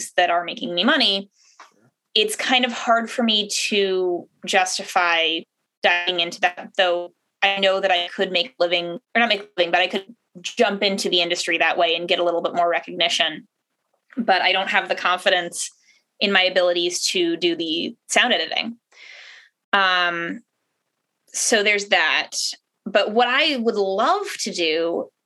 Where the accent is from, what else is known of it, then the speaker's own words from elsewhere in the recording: Southeastern Connecticut, United States; moved away as an adult; also born or lived in Rhode Island; now in Boston, United States; I was born in Rhode Island, grew up in Connecticut